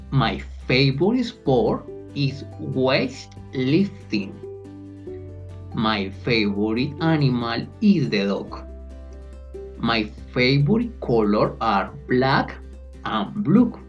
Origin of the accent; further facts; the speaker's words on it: Colombia; English is a second language; I am from Colombia. I live in Bogota. My city is huge and very crowded, but absolutely beautiful.